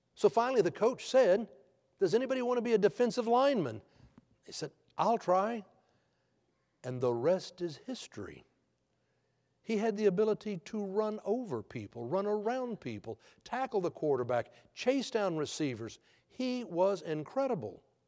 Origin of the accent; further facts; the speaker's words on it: Texas, United States; I am from Texas